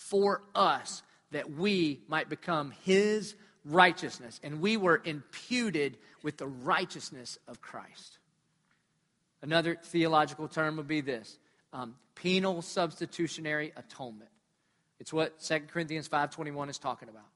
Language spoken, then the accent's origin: English; Dillon, United States; I'm from Dillon